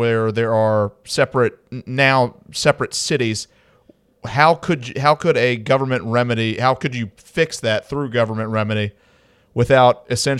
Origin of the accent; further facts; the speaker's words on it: Montgomery, Alabama, United States; I'm actually from, I grew up in Montgomery, Alabama